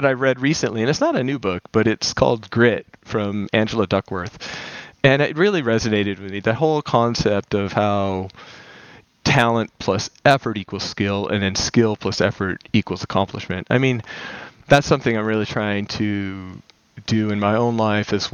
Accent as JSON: {"language": "English", "town": "Las Vegas", "region": "Nevada", "country": "United States", "tie": "born or raised there", "said": "I grew up in Las Vegas"}